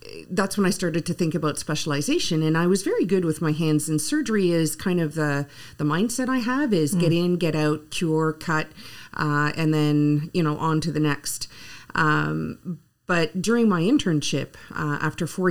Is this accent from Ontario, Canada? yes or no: yes; Ottawa, Ontario, Canada; English is a second language; moved away as an adult; also born or lived in Guelph; being born and raised in Ottawa, although I was from the French-speaking part of Ottawa